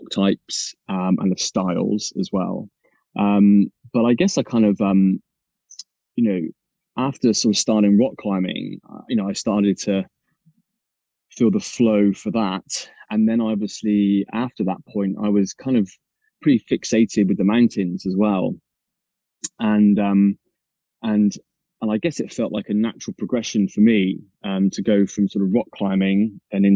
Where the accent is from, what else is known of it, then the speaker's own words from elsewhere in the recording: Mendip Hills, southwest of the UK, South West England, United Kingdom; where I grew up on the Mendip Hills, down in the southwest of the UK, which is it's just out of Bristol